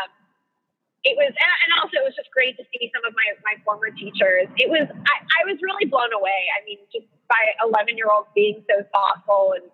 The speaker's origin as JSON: {"language": "English", "town": "New York City", "region": "New York", "country": "United States", "tie": "born or raised there", "said": "I grew up in Manhattan"}